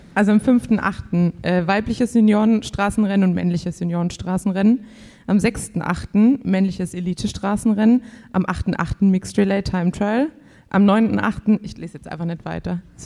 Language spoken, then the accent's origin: German; Swabia, Germany; als Schwabe